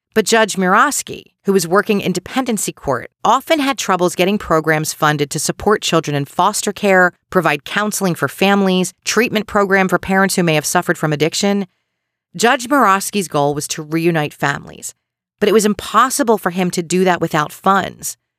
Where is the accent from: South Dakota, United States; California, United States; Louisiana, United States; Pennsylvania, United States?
Pennsylvania, United States; Delco; accent: Delco; my Delco accent